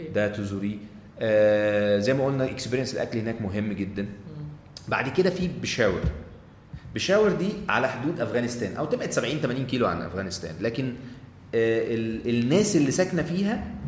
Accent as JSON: {"language": "Arabic", "country": "Egypt", "said": "انا سايح مصري"}